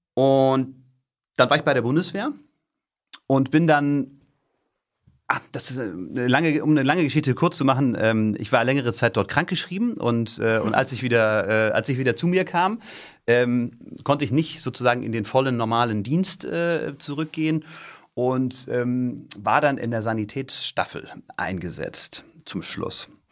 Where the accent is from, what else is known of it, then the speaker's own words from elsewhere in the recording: Stade, Lower Saxony, Germany; moved away as an adult; ich bin in Niedersachsen äh, groß geworden, südlich von Hamburg, in Stade